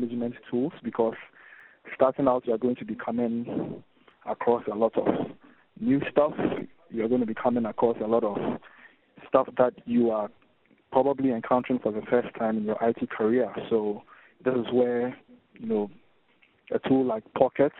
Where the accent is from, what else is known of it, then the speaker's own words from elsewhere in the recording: Ghana; I'm from Ghana, which is in West Africa.